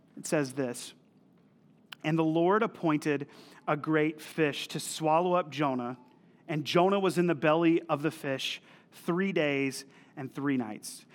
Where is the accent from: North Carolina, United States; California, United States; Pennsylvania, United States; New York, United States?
North Carolina, United States; also born or lived in Missouri; I'm from North Carolina, actually from the town that we planted in, and I moved to Missouri to go to a small Bible college